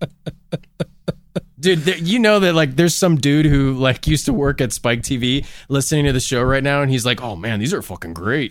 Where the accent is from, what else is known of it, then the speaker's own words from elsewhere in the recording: United States; as an American